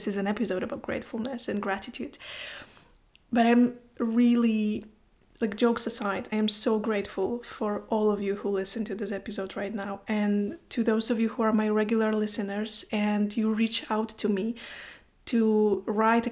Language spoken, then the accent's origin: English; Poland; English is a second language; now in Iceland; I live in Iceland, I am from Poland